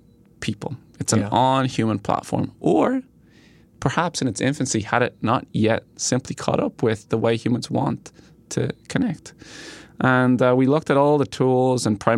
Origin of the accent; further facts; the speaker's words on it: Ireland; moved away as an adult; I am from Ireland